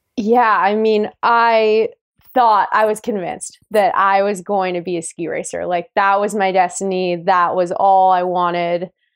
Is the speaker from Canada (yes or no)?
yes; Canada; moved away; also born or lived in Revelstoke; growing up in the Rockies